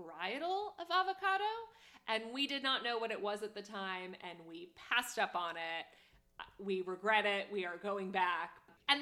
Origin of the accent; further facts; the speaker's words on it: Connecticut, United States; growing up in New England